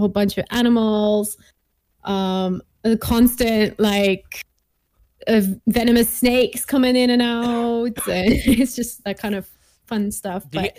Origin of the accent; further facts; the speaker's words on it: Gaborone, Botswana; moved away as an adult; also born or lived in England / Cape Town, South Africa; now in Switzerland; It was actually like right above South Africa, Botswana, Gaborone. Yeah, okay. That's where I grew up.